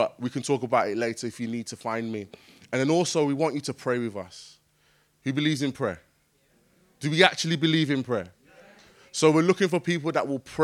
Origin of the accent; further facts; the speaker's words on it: Jamaica; I'm Jamaican